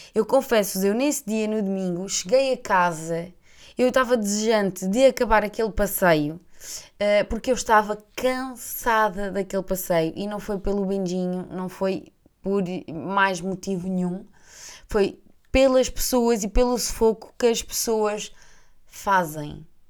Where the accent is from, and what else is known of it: Portugal